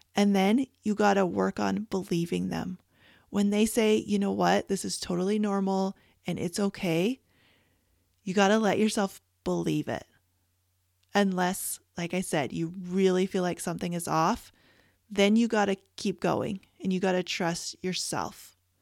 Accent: Canada; moved away; I was born and raised in Canada

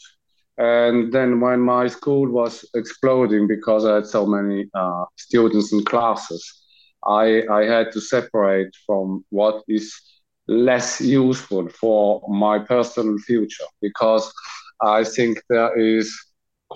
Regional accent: Switzerland; I'm from Switzerland.

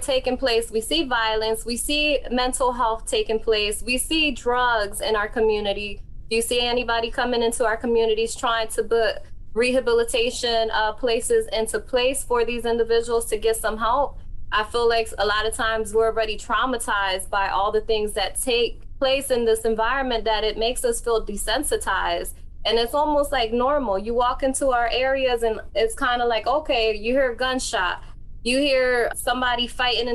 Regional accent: Philadelphia, Pennsylvania, United States; I come from North Philadelphia

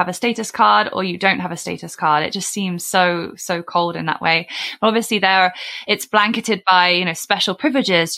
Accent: United Kingdom; accent: British; moved away as an adult; now in Canada; my British accent and my, you know, I've only been here 7 years.

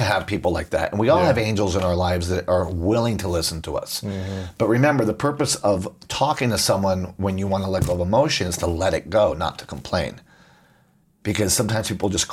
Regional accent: Puerto Rico; I grew up in Puerto Rico

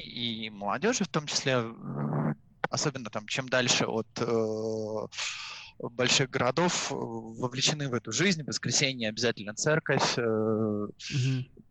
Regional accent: Russia; now in Mexico; быть русским в Мексике с испанским языком

